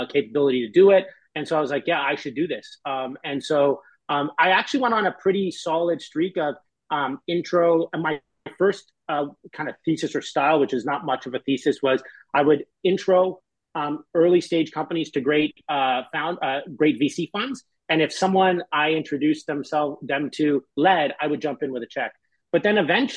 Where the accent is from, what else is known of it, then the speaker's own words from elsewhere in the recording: Canada; moved away as an adult; now in San Francisco, United States; I'm Canadian and I live in San Francisco.